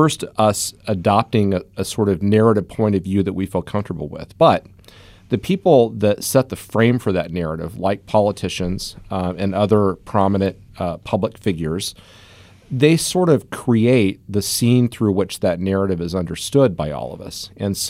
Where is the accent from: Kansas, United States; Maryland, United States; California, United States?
Kansas, United States; So, you know, when I was growing up in Southeast Kansas, the son of a railroad engineer, union guy